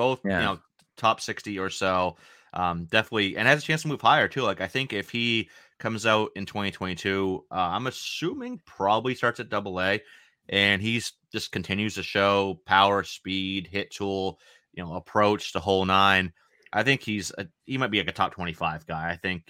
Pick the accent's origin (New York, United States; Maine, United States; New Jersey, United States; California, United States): Maine, United States; I'm from Maine. I'm from Maine, so yeah, I'm used to the cold weather. Like, it's like 40 something degrees outside here in Maine right now.